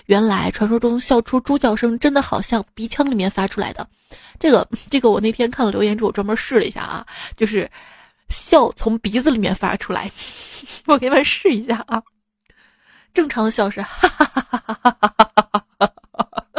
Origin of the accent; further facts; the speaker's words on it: Hubei, China; 每次我听成了“爱与不爱间来碗热干面”，原谅我湖北人。